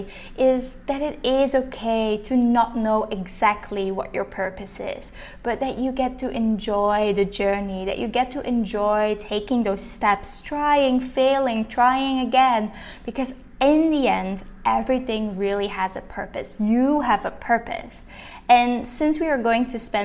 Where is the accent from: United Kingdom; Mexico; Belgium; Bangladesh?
Belgium; Linkhout, Flanders; first language Dutch; English is a second language; moved away; I'm originally from Belgium, from a really small village in Limburg, which is called Linkhout.